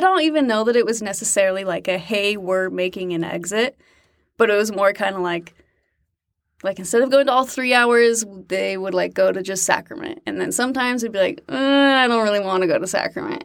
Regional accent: Utah, United States; moved away as an adult; also born or lived in Fort Worth, Texas; I was born in Utah

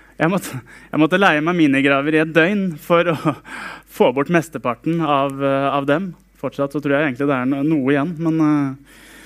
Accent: Sarpsborg, Østfold, Norway; Jeg vokste opp i Frikirken på Greåker i Sarpsborg

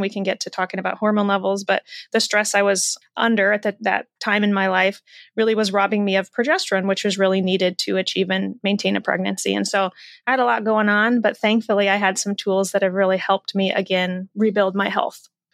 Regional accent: Iowa, United States; I was raised in the Midwest in Iowa

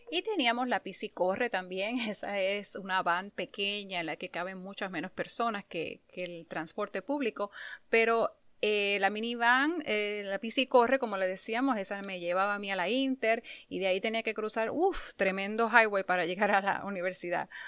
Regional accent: Puerto Rico; moved away; Cuando me mudé aquí, vine de Puerto Rico muy joven y en Puerto Rico nunca necesité tener un carro.

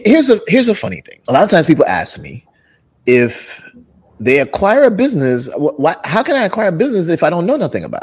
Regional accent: Jamaica; moved away; also born or lived in Brooklyn, New York, United States; I'm originally from Jamaica, grew up in Jamaica and then moved to Brooklyn, New York and grew up there too.

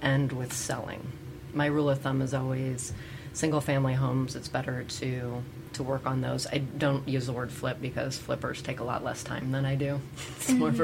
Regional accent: Indiana, United States; moved away as an adult; now in Kansas City, United States; I'm from Indiana. I moved to Kansas City probably 14 years ago

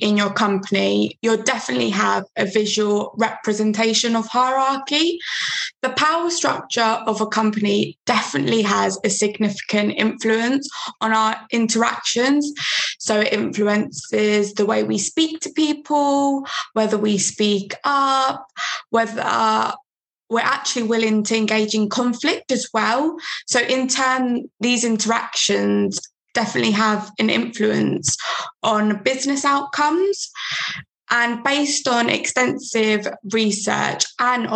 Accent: London, United Kingdom; I'm from London

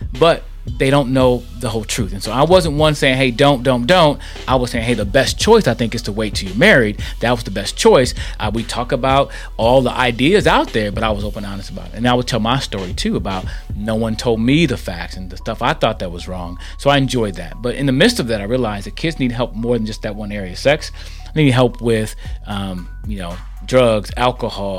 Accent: Milwaukee, Wisconsin, United States; moved away as an adult; also born or lived in St. Louis, Missouri; I'm born and raised in Milwaukee, Wisconsin

